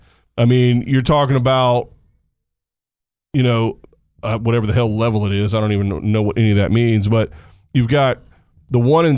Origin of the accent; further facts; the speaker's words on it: United States; So for me as an American anyway